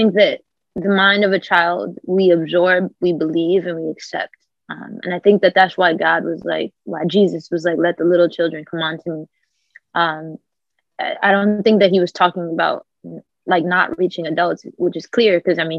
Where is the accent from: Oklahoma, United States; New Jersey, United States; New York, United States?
New York, United States; Bronx; because I'm still from the Bronx and I'm still like in real life.